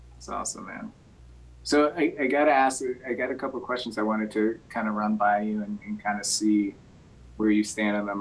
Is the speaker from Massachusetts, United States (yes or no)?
yes; Belchertown, Massachusetts, United States; I grew up in Belchertown